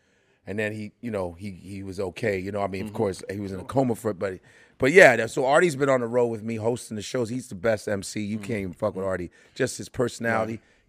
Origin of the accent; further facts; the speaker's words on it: Chicago, Illinois, United States; also born or lived in Nebraska; So that's why I grew up in Chicago, because my parents moved straight to the north side of Chicago.